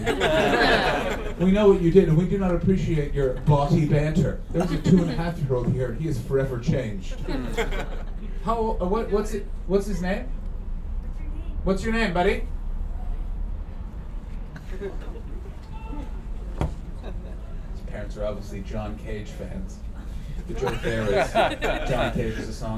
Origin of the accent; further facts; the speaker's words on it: Ottawa, Ontario, Canada; I'm from Canada